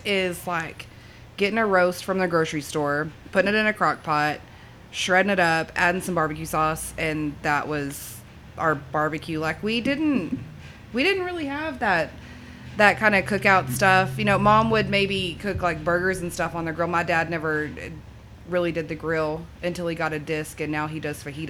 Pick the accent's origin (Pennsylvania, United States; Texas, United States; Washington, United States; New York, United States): Texas, United States; Abernathy; also born or lived in Slaton, Texas; I'm from Abernathy.